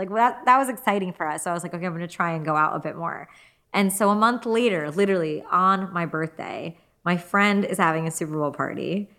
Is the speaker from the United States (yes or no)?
no; Gujarat, India; Sikh, I'm Hindu. He's Punjabi, I'm Gujarati. We're actually, even within India